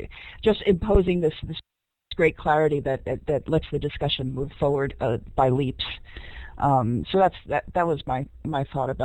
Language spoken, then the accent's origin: English; New York City, New York, United States; also born or lived in Central Maine; now in Maine, United States; I'm a school board member from Central Maine, very, very rural area. I'm actually originally from New York City, came up here, and a very low income area.